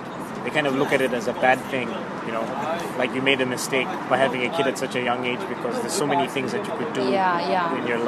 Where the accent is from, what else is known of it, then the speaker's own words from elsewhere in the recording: Zambia; moved away; I'm originally from Zambia, southern Africa.